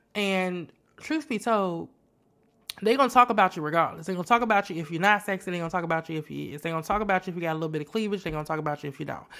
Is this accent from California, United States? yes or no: no; Chicago, Illinois, United States; moved away as an adult; also born or lived in San Antonio, Texas; now in Houston, United States; I'm originally from Chicago, born and raised on the west side of Chicago, the best side of town